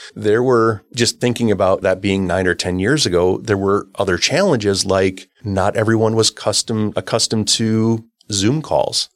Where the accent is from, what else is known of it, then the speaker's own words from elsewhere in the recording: Oshkosh, Wisconsin, United States; I grew up in Oshkosh, Wisconsin